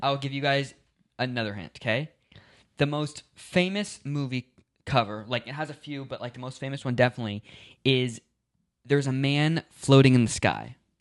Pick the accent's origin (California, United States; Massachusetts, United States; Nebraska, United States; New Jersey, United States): California, United States; Los Angeles; I was born in Tarzana